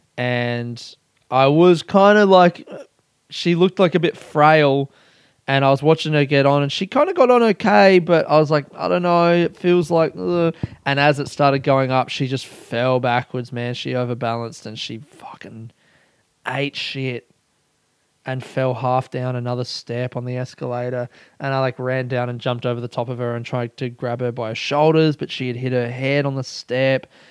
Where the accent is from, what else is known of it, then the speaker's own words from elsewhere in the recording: Adelaide, South Australia, Australia; now in Coburg, Australia; I grew up in Adelaide